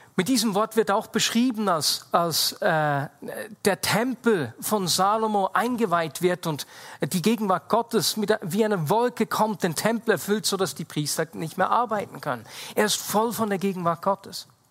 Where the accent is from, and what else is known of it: Switzerland